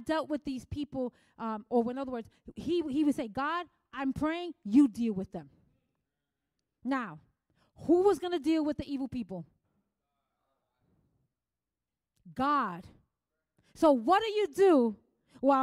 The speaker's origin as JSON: {"language": "English", "town": "New York City", "region": "New York", "country": "United States", "moved": "yes", "said": "I came from the Bronx. I used to like wear it like a trophy badge. I'm from the Bronx."}